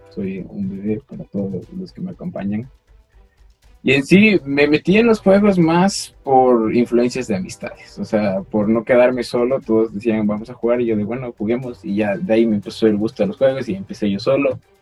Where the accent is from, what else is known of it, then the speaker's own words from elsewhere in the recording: Ecuador; soy del Ecuador